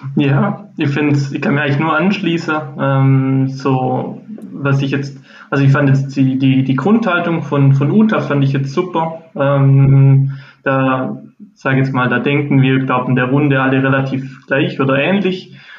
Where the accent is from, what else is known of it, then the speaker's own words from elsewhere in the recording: near Ulm, Baden-Württemberg, Germany; bin auch aus Baden-Württemberg in der Nähe von ähm, Ulm